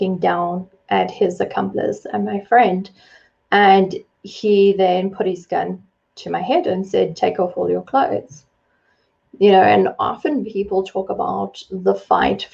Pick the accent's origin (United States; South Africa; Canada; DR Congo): South Africa; I was born and raised in South Africa.